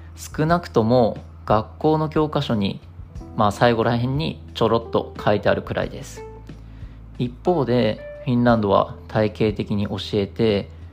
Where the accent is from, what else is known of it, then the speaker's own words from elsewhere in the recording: Japan; 我々日本人